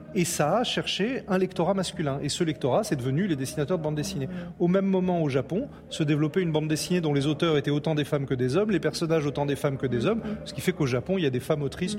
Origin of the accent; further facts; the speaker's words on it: Nice, Provence-Alpes-Côte d'Azur, France; L'endroit où je suis né, où j'ai grandi, c'est Nice